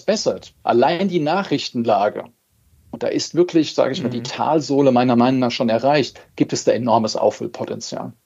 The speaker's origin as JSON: {"language": "German", "country": "Germany", "said": "bei uns in Deutschland"}